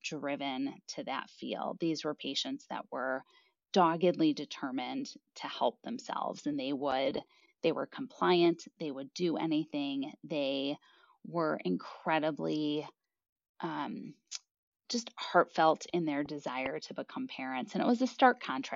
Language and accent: English; Chicago, Illinois, United States; I am originally from Chicago, as is my husband, and we moved back to Chicago to be closer to our family